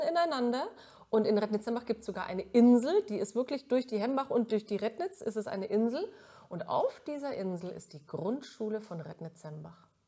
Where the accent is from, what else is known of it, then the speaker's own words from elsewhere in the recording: Middle Franconia, Bavaria, Germany; accent: Franconian; moved away as an adult; also born or lived in Mittweida; now in Cologne, Germany; ich komme aus Mittelfranken.